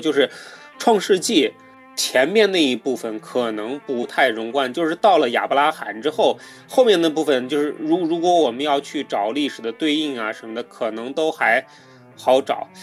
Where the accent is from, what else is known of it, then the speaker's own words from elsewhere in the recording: China; 我们中国人